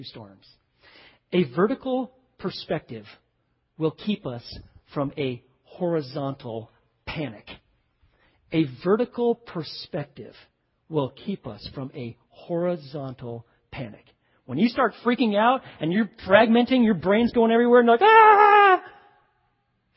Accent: Waco, Texas, United States; I'm just from Waco, you know, I don't really leave Texas

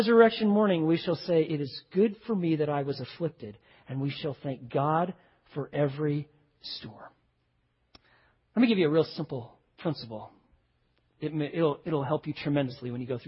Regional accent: Waco, Texas, United States; I'm just from Waco, you know, I don't really leave Texas

